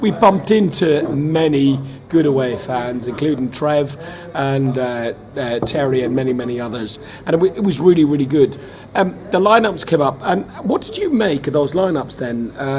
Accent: Ireland; now in London, United Kingdom; And as an Irishman, I understand that and I can see it. It doesn't feel unusual to me because we're like that in Ireland anyway.

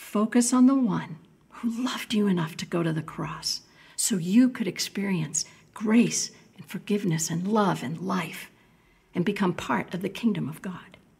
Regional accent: New England, United States; moved away as an adult; growing up in New England

